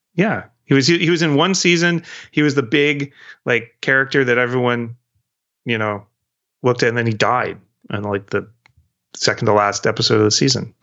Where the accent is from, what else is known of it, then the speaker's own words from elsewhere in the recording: New England, United States; also born or lived in Maine / Virginia / British Columbia, Canada; now in Vancouver, Canada; I was born in New England and I went to s-, school in Maine and Um, my parents were from the Northeast